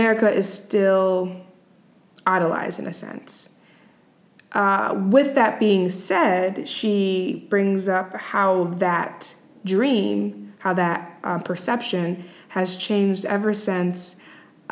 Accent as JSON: {"language": "English", "town": "Boston", "region": "Massachusetts", "country": "United States", "said": "I am from the U.S. I am from Boston"}